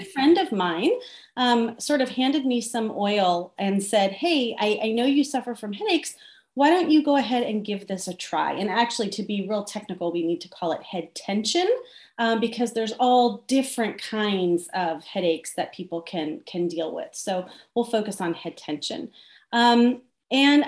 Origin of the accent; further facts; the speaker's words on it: Southern California, United States; I'm from Southern California